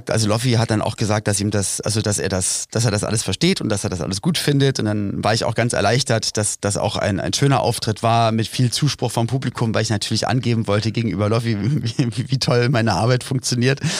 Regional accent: Berlin, Germany; ich bin aufgewachsen in Berlin-Spandau und äh, da ein, ein Teil davon ist Siemensstadt

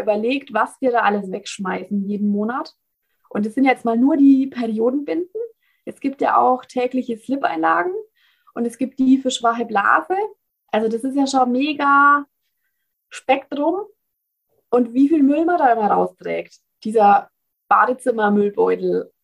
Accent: Bavaria, Germany; Ich komme aus Bayern, wie man vielleicht nicht ganz unschwer erkennen kann.

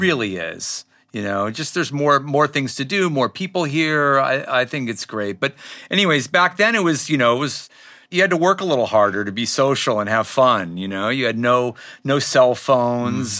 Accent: Los Angeles, California, United States; I grew up in Laurel Canyon

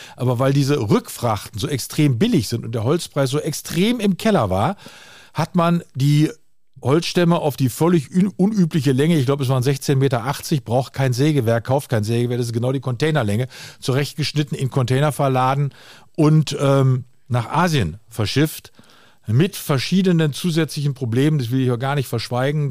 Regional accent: North Rhine-Westphalia, Germany; bei uns in Westfalen

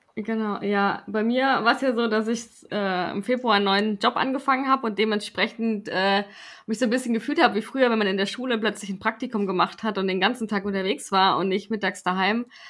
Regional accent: Swabia, Germany; ich bin Schwabe

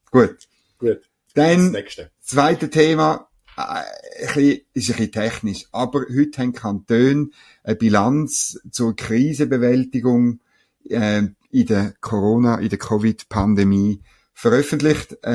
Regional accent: Bern, Switzerland; es hat in Gstaad oben, sage ich jetzt als Berner, hat's noch schöne, sicher noch schöne Anwesen

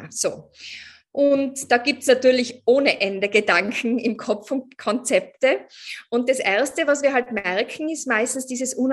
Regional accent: Tyrol, Austria; now in Vienna, Austria; ich bin ursprünglich aus Tirol, aber ich wohne in Wien schon seit, ich weiß nicht, acht Jahren oder so

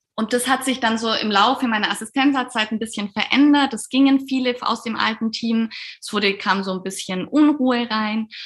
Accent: Allgäu, Bavaria, Germany; ich komme aus dem, aus dem Allgäu, ganz aus dem Süden bin dort Kinderärztin

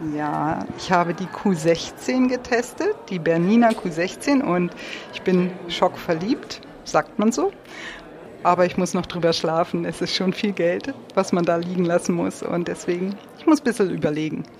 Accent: Lüneburg Heath, Lower Saxony, Germany; Wir kommen ja auch aus dem Norden, aus der Lüneburger Heide

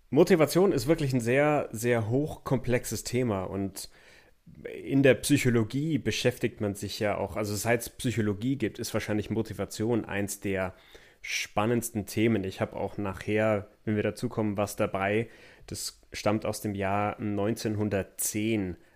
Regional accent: Memmingen, Bavaria, Germany; born or raised there

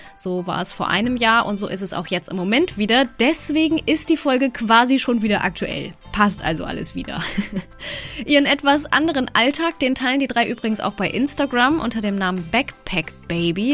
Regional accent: Germany; wir als Deutsche

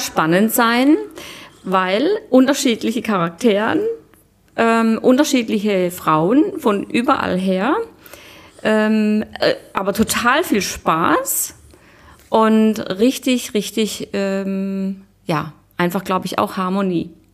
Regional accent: Black Forest, Baden-Württemberg, Germany; now in Munich, Germany; ich komme ursprünglich aus dem Schwarzwald

